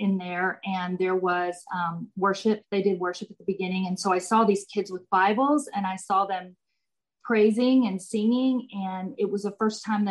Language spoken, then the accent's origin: English; about an hour from Austin, Texas, United States; It's about an hour from Austin, Texas. And I went to Mary Hardin Baylor, which is in Belton, Texas. Now, I grew up with my husband.